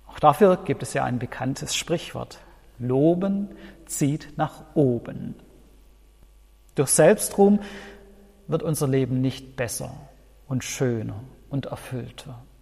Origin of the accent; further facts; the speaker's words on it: Baden-Württemberg, Germany; Ich als Schwabe kenne das.